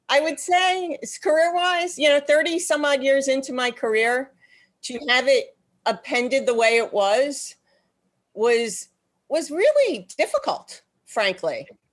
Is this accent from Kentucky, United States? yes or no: no; New York, United States; also born or lived in Boston; I grew up in New York. I'm actually born and bred New Yorker